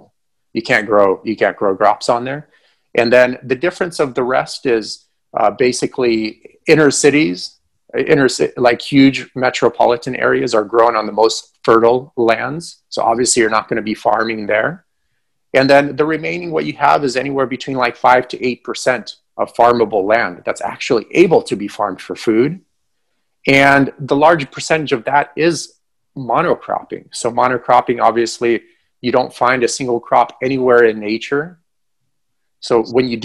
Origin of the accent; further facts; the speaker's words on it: Ukraine; moved away; I'm from Ukraine, but back then it was all one country.